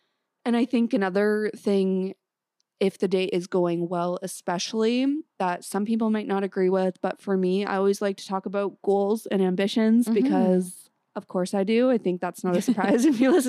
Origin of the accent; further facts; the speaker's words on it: small town outside Toronto, Ontario, Canada; now in Toronto, Canada; people must know I'm from a small town outside the city